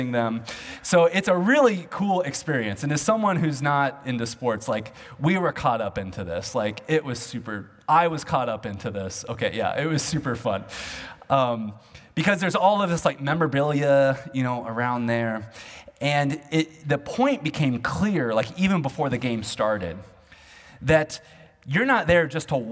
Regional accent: Olathe, Kansas, United States; moved away; back home where I grew up in Olathe, Kansas

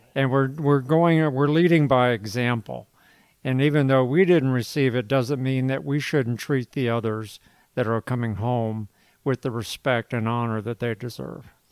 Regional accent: Virginia Beach, Virginia, United States; I predominantly grew up in Virginia Beach

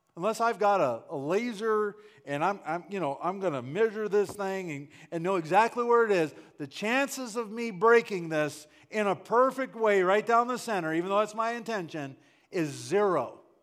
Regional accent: Wisconsin, United States; I grew up in Wisconsin

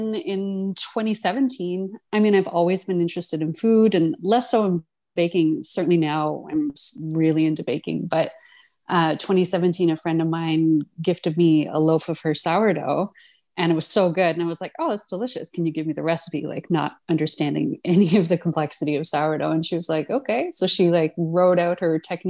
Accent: Corner Brook, Newfoundland and Labrador, Canada; moved away as an adult; also born or lived in London, Ontario; I'm from Newfoundland, from Corner Brook on the West Coast. I mean, I think Newfoundlanders always call Newfoundland home, even though sadly I've lived away from Newfoundland longer than I live there at this point

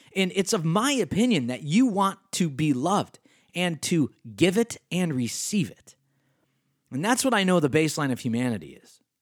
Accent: Rochester, New York, United States; accent: Western New York State; I grew up in Rochester, New York

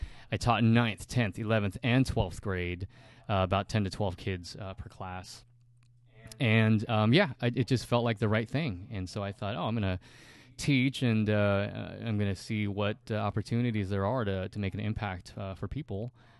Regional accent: California, United States; so I grew up in Southern California and went to community college and gathered up my credits and transferred to UC Berkeley.

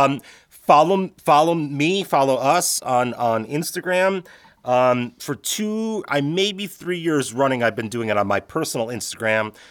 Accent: Chicago, Illinois, United States; I grew up in the Midwest, in Chicago

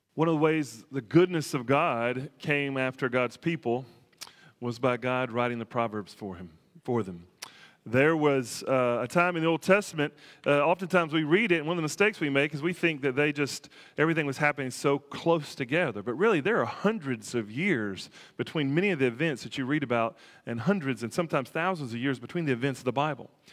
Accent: near the Tennessee River, Alabama, United States; I grew up near the Tennessee River

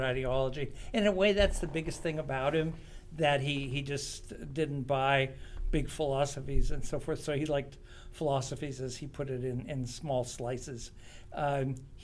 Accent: Pennsylvania, United States; moved away as an adult; also born or lived in Connecticut / Massachusetts; I grew up in Pennsylvania, mainly, and went to just your regular old American, all-American high school

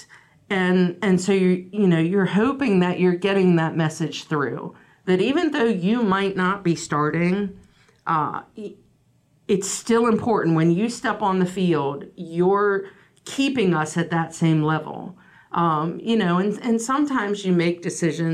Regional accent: Frederick County, Maryland, United States; I came from Frederick County, where my senior year, I was player of the year with Kathy.

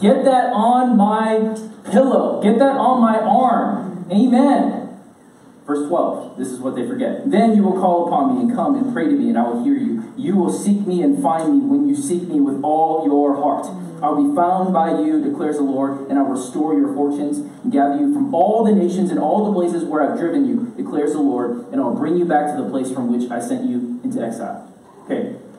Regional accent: United States; I grew up in America

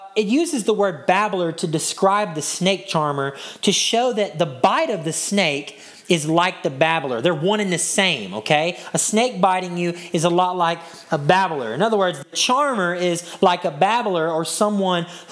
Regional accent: Hudson, Texas, United States; my hometown, Hudson, Texas.

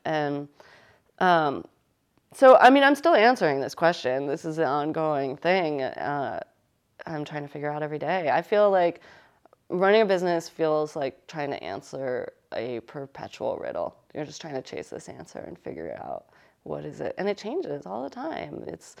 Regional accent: United States; And, you know, we're from Connecticut and New York, and it's easy to find people that are like us here

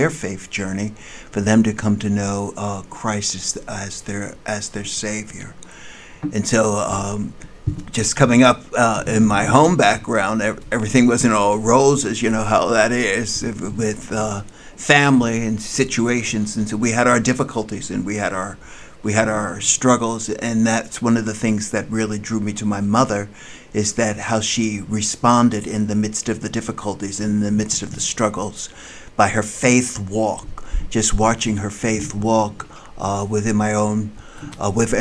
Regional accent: New Jersey, United States; moved away as an adult; also born or lived in New York City / La Mirada, California; now in Kansas City, United States; I was born in New York City, and then I was raised in New Jersey

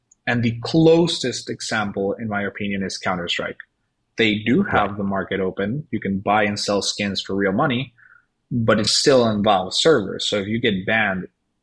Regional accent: Venezuela; moved away; I'm originally from Venezuela

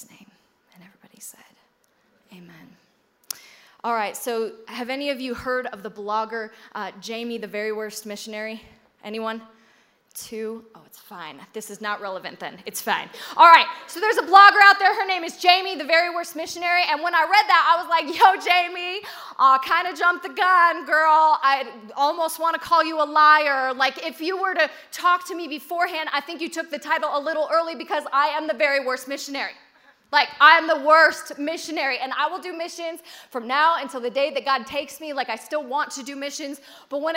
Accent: United States; I'm so American

